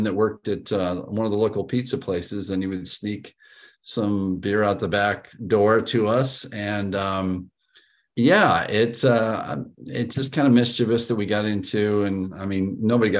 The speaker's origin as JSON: {"language": "English", "town": "Council Bluffs", "region": "Iowa", "country": "United States", "tie": "born or raised there", "said": "I was born in Council Bluffs, Iowa, and I don't think I've talked to you about this, but my great-great-grandfather founded what's now called in Council Bluffs Children's Square. It basically is an orphanage. And when I was born, I grew up on the orphanage property ground"}